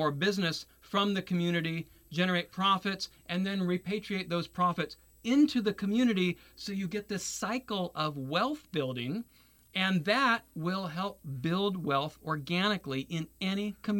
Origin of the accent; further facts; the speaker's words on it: Taiwan; My parents went to Taiwan after the Communist Revolution. So that's why I was born and raised in Taiwan.